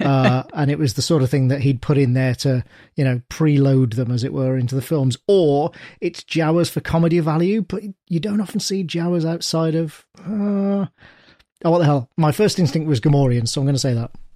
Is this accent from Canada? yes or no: no; United Kingdom; I'm British